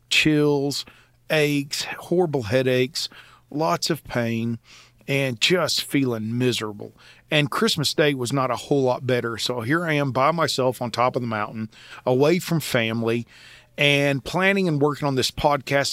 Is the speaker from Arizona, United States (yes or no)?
no; Oklahoma, United States; I grew up in Oklahoma with a love for the Old West